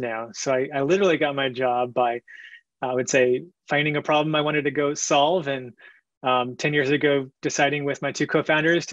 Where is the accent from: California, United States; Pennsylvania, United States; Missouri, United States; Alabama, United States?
California, United States; San Francisco; I was born in San Francisco